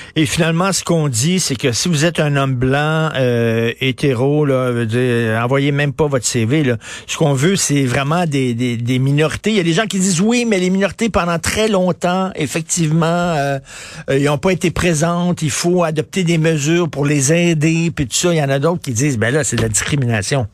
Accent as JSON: {"language": "French", "town": "Montreal", "region": "Quebec", "country": "Canada", "tie": "born or raised there", "said": "je viens d'un milieu pauvre. Je viens de Verdun, près, vous le savez, près de Pointe-Saint-Charles. Mon père travaillait dans une shop."}